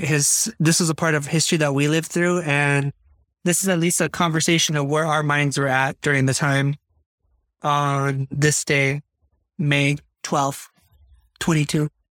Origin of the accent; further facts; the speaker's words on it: United States; I'm being very American right now